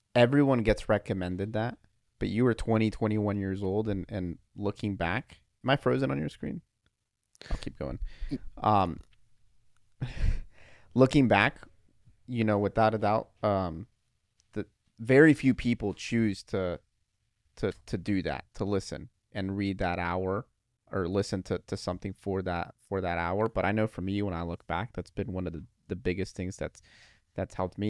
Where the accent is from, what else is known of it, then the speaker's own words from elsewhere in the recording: Dayton, Ohio, United States; moved away as an adult; also born or lived in Toledo, Ohio / Iowa; we're from Dayton, Dayton, Ohio